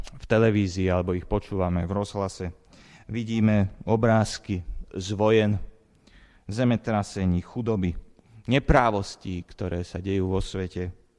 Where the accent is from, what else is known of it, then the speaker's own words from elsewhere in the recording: Slovakia; som sa narodil na Slovensku a nie v Amerike